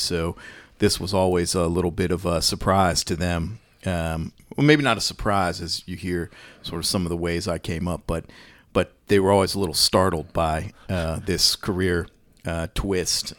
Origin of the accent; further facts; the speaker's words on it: Washington, District of Columbia, United States; I was, uh, born in Washington, D C